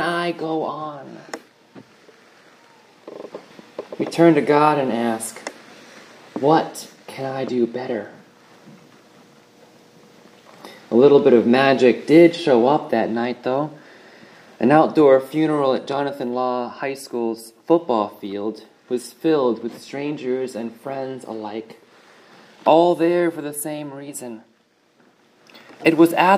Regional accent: hometown 25 miles from Newtown, Connecticut, United States; Newtown, Connecticut, 25 miles from my hometown

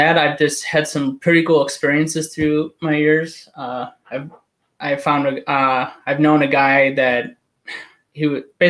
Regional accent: Lake Forest, Illinois, United States; also born or lived in Providence; now in Chicago, United States; So I'm from Lake Forest, which is like a, I don't know, like 30 minutes north car drive.

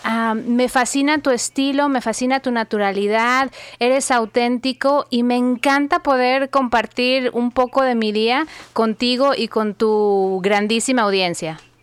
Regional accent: Guadalajara, Jalisco, Mexico; moved away as an adult; also born or lived in Phoenix / Dallas; now in United States; Yo nací y crecí en México, eh, soy de Guadalajara, mis papás todavía viven ahí

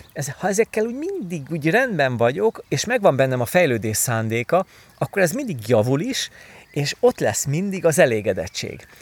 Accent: Pilisvörösvár, Pest, Hungary; moved away; korábban én Pilis Vörösváron nőttem föl

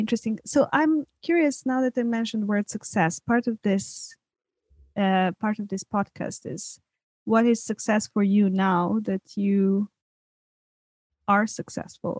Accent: Serbia; moved away; growing up in Serbia

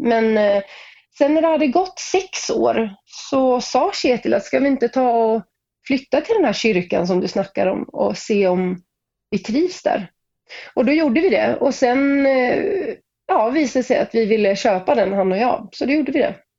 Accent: Sweden; also born or lived in Norway; jag är ju svensk, men jag startade min karriär i Norge

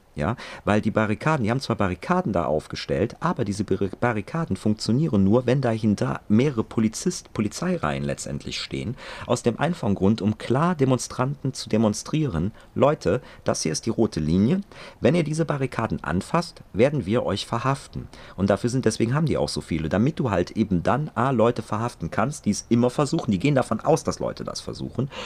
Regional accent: Germany; bei uns in Deutschland

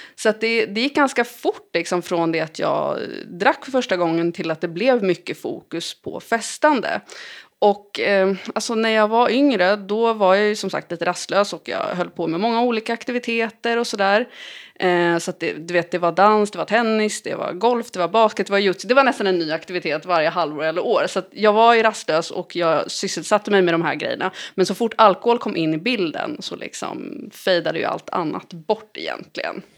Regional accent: Lidingö, Stockholm County, Sweden; jag växte upp på Lidingö.

